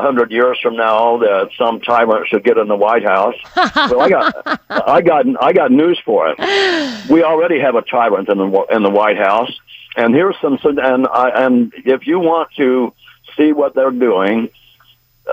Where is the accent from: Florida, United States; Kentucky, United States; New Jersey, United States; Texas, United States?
Texas, United States; I'm actually from Texas